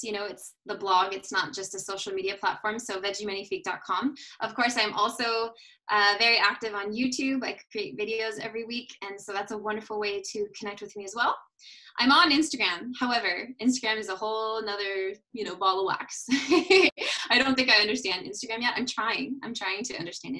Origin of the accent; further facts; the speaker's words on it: United States; also born or lived in Paris, France; back living in my home country